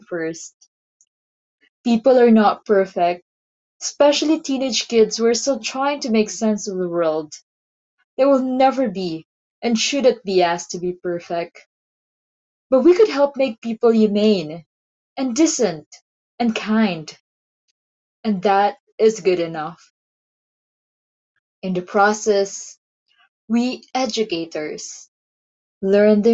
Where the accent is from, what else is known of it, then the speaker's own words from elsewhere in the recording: Philippines; my life as a teacher and as a writer and as a Filipina